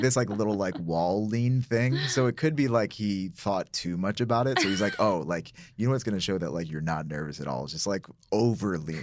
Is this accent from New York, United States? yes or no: yes; Syracuse, New York, United States; I'm from Syracuse, uh, which is upstate New York